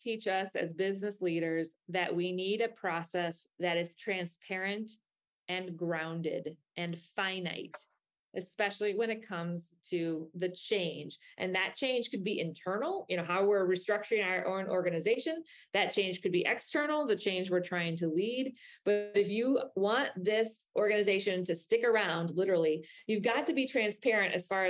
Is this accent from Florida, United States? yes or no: yes; Florida, United States; if you're here with me in my home state of Florida, you might hear alligators making noise